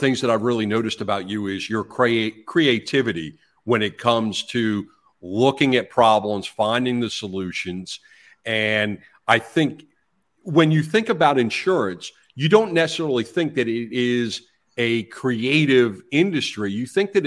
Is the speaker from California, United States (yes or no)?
no; South Florida, United States; growing up in South Florida, being in South Florida